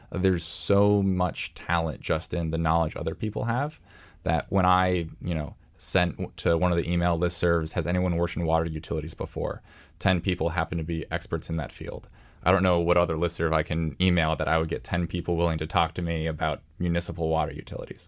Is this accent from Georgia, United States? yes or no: no; Columbus, Ohio, United States; moved away; my hometown, you know, Columbus, Ohio